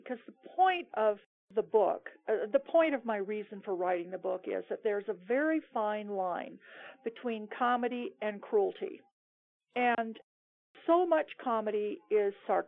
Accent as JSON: {"language": "English", "town": "Seattle", "region": "Washington", "country": "United States", "tie": "born or raised there", "moved": "as an adult", "lives_now": "Cuenca, Ecuador", "said": "I moved to Seattle, which was my hometown"}